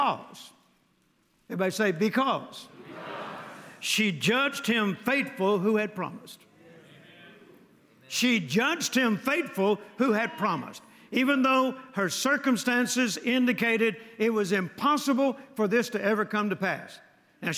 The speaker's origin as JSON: {"language": "English", "region": "Mississippi", "country": "United States", "tie": "born or raised there", "said": "I was born in Mississippi, my grandpa's lighting system was with a string."}